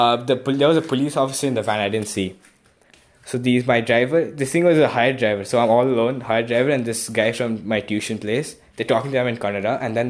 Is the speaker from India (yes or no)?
yes; Kolkata, West Bengal, India; I said I'm from Kolkata.